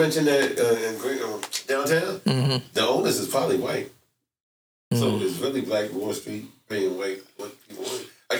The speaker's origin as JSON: {"language": "English", "town": "New York City", "region": "New York", "country": "United States", "moved": "as an adult", "lives_now": "Tulsa, United States", "said": "I'm not from here, I'm from Brooklyn, New York."}